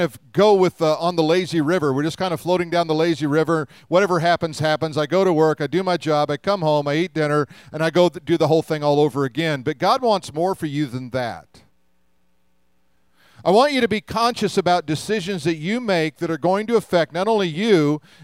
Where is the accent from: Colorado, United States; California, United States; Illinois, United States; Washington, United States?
Colorado, United States; Denver; When I was a kid, we grew up in Denver